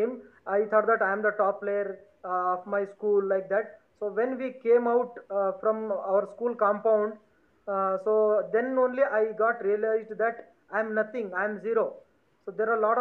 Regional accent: South India, India; first language Lambani; English is a second language; I'm basically from South India

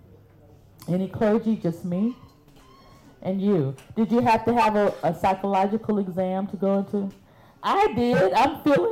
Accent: Birmingham, Alabama, United States; I'm from Birmingham.

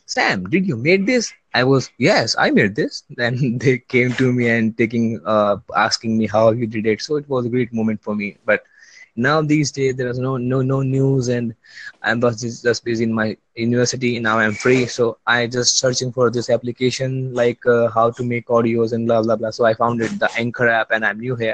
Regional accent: India; also born or lived in New Delhi; I'm from India

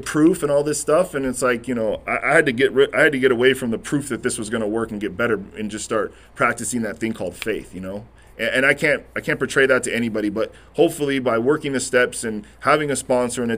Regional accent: Corona, California, United States; I'm that kid from Corona

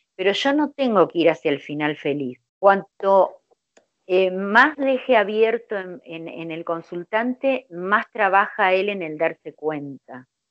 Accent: Buenos Aires Province, Argentina; yo soy de Argentina, de la provincia de Buenos Aires

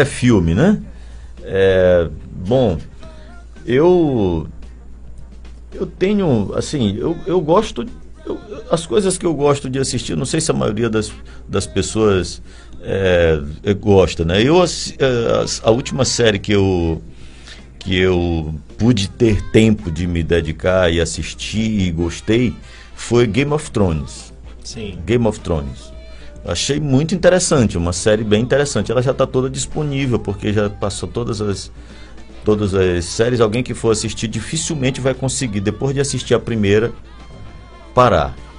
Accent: São Luís, Maranhão, Brazil; eu sou daqui, mesmo sendo torcedor do MAC

